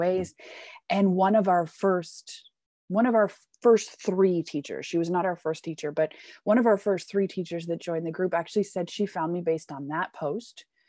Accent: Canada; now in Germany; I come from Canada, but I've lived all over the world

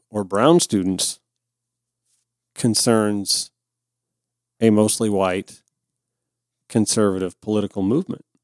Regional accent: Augusta, Georgia, United States; I will be on a conservative uh, FM AM talk show in my hometown of Augusta, Georgia tomorrow.

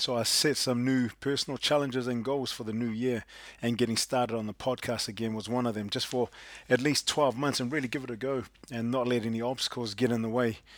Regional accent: Cleveland, Ohio, United States; I'm from Cleveland, Cleveland, Ohio.

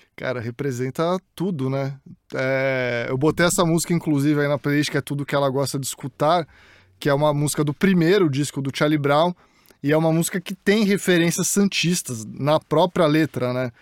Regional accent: Santos, São Paulo, Brazil; moved away as an adult; also born or lived in United States; eu cresci no Jaú, em Santos

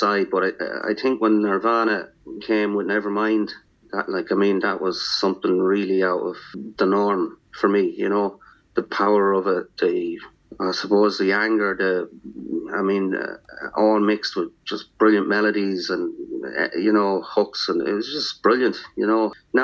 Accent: Athlone, Ireland; I grew up in a place, Stephen, here in my hometown, Nathlone, called Willow Park

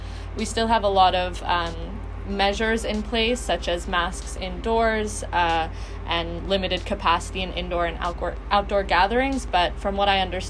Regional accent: Toronto, Ontario, Canada; moved away as an adult; now in Winneba, Ghana; I'm from Toronto, Canada.

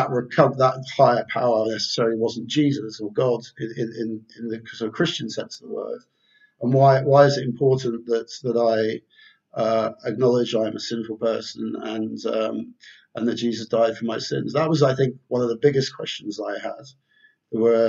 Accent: London, United Kingdom; also born or lived in Surrey; I grew up in London. Grew up in London and Surrey mainly.

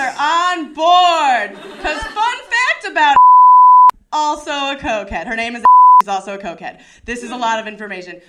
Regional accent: Chicago, Illinois, United States; I'm from Chicago

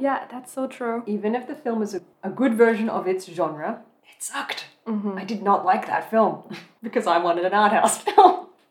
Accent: Australia; moved away as an adult; now in Germany; I grew up in Australia

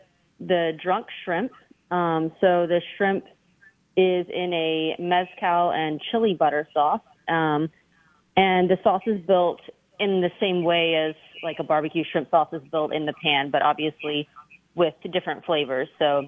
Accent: Texas, United States; now in New Orleans, United States; We moved here in 2007. So we're from Texas, and we had moved into Mid-City where there was a lot of Honduran population, and that felt really like home to us.

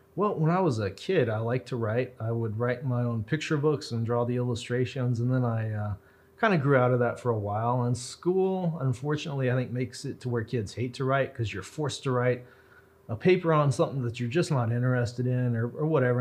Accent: Roswell, New Mexico, United States; I was born in Roswell. My parents were born in Roswell. One of my grandparents was born in Roswell, and then the other ones are kind of from Fort Sumner in Colorado. So I'm pretty local. I've never left Roswell

